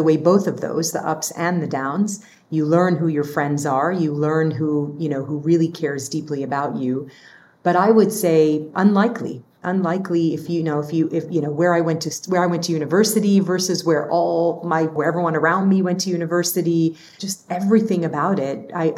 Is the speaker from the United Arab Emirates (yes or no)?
yes; Dubai, United Arab Emirates; also born or lived in Lebanon; now in United States; Like I'm this kid from Lebanon who grew up in Dubai and moved to the US